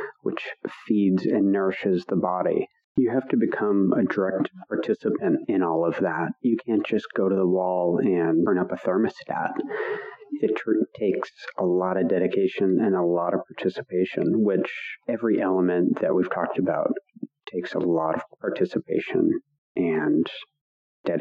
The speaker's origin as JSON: {"language": "English", "region": "Pacific Northwest", "country": "United States", "tie": "born or raised there", "said": "I grew up in the Pacific Northwest on a homestead."}